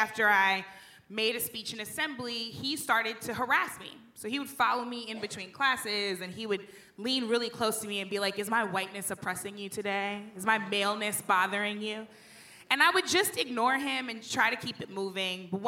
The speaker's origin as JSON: {"language": "English", "town": "St. Louis", "region": "Missouri", "country": "United States", "tie": "born or raised there", "said": "I grew up in St. Louis"}